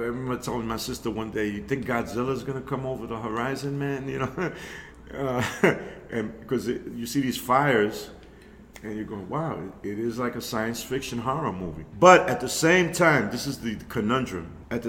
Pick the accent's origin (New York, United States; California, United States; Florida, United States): New York, United States; New York City; I grew up in the Melrose Projects, East 153rd Street, Cortland Avenue, on the top of the hill, 681. There were Polish people in the South Bronx, of course, the African American community. I happened to be Puerto Rican, New Yorkian specifically.